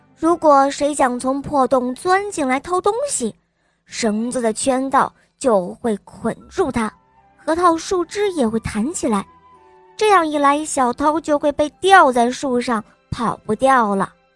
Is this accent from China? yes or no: yes; Huizhou, Guangdong, China; 我九岁了，我来自惠州